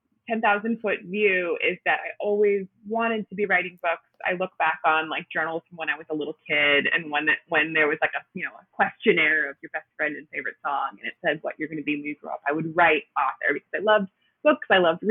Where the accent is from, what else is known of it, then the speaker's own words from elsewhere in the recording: Milwaukee, Wisconsin, United States; accent: Midwest; now in Brooklyn, United States; No, I'm actually from the Milwaukee area.